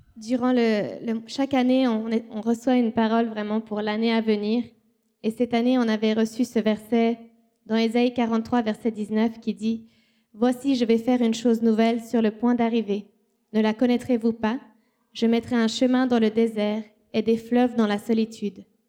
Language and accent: French; Switzerland; moved away as an adult; also born or lived in Haiti